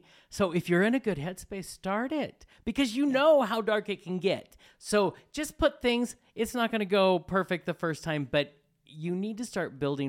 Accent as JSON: {"language": "English", "region": "Colorado", "country": "United States", "tie": "born or raised there", "said": "I grew up in Colorado."}